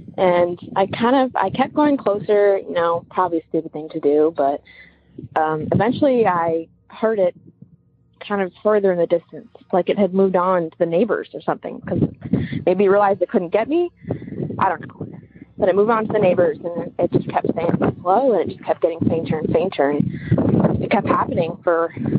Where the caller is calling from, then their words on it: Eugene, Oregon, United States; Hi there, everybody. … I'm from Eugene, Oregon. And I'm calling with a little bit of a weird story I had happen to me about a month ago.